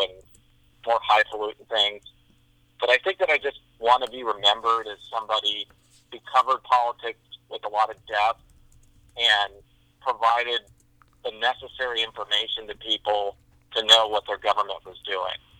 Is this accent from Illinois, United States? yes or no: yes; Illinois, United States; moved away; I'm originally from Illinois